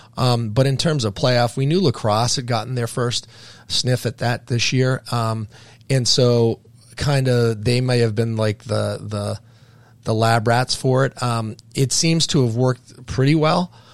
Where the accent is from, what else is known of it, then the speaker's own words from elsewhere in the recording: Keene, New Hampshire, United States; I'm from the Keene area, the Monadnock region